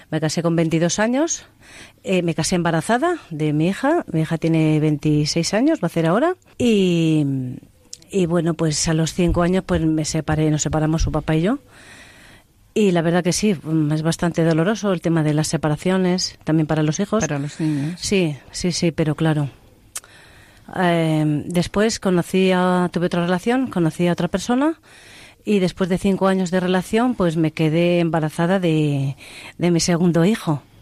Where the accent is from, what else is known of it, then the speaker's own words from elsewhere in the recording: Castile and León, Spain; en mi pueblo.